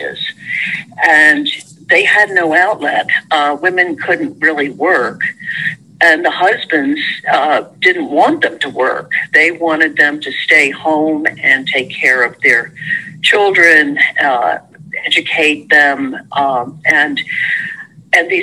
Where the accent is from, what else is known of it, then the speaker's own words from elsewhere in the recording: Trenton, New Jersey, United States; When I was growing up, I grew up in Trenton